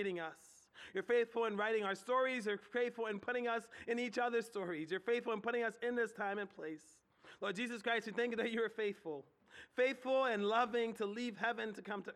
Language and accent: English; Philadelphia, Pennsylvania, United States; moved away as an adult; now in Harrisburg, United States; I grew up in Southwest Philly